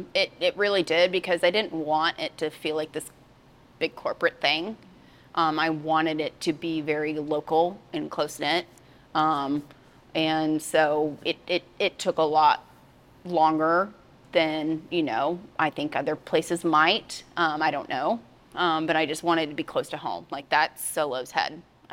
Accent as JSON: {"language": "English", "region": "Oklahoma", "country": "United States", "tie": "born or raised there", "said": "I am, born and raised."}